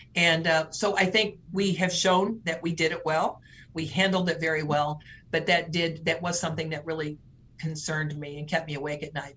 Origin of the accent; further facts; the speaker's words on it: St. Louis, Missouri, United States; now in Nebraska, United States; I was born and raised in the St. Louis area